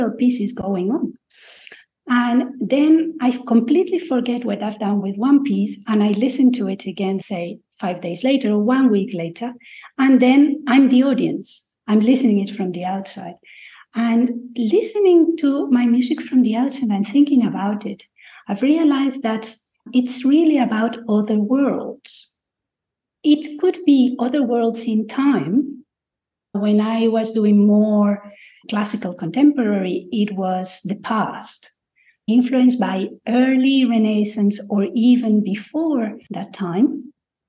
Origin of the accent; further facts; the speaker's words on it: Madrid, Community of Madrid, Spain; also born or lived in United Kingdom; now in Jaén, Spain; I am from Madrid, but I moved to rural Spain, Jaén in Andalusia